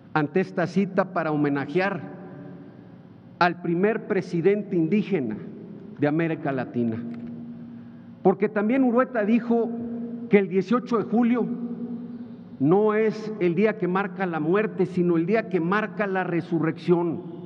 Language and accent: Spanish; Mexico; todas las mexicanas y todos los mexicanos somos hijos de Juárez